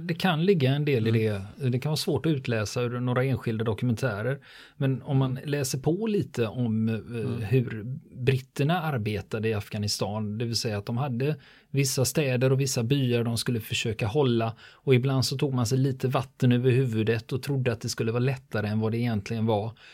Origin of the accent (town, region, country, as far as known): Sweden